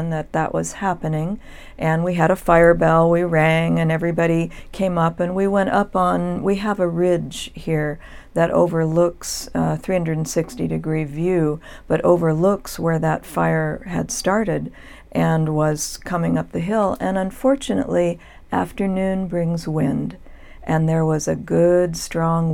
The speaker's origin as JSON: {"language": "English", "town": "Los Angeles", "region": "California", "country": "United States", "tie": "born or raised there", "also_born_or_lived": "San Jose, California / Ananda Village, California", "said": "I was born in Los Angeles"}